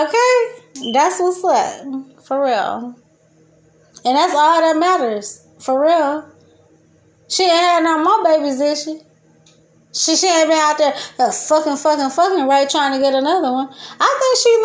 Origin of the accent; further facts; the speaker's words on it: Detroit, Michigan, United States; I grew up in Detroit